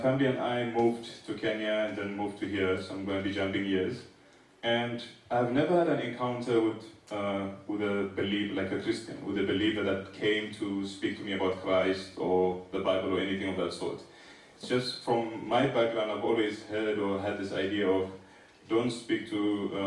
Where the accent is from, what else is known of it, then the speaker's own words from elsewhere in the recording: Eritrea; now in South Africa; I am originally from East Africa, small nation called Eritrea